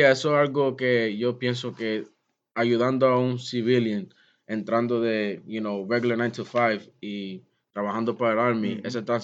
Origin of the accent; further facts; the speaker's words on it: Puerto Rico; um, no podía beber, underage drinking, you know, uno siendo boricua con familia